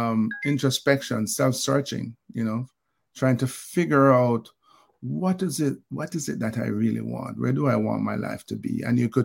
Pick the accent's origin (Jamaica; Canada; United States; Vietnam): Jamaica; growing up in Olympic Gardens and the army experience and beyond